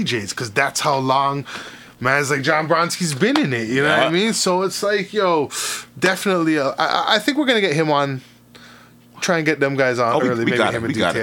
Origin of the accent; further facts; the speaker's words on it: Toronto, Ontario, Canada; I grew up in Rexdale